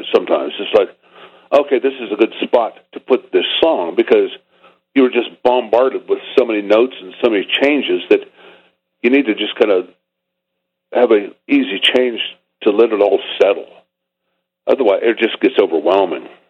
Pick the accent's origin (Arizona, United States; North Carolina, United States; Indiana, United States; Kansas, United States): Kansas, United States; Topeka; growing up in Topeka, Kansas